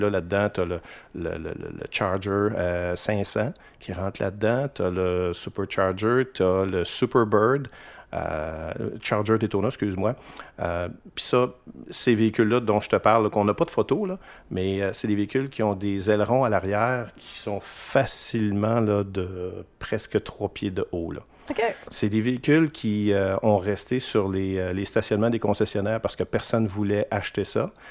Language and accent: French; Quebec City, Quebec, Canada; je viens de Limoilou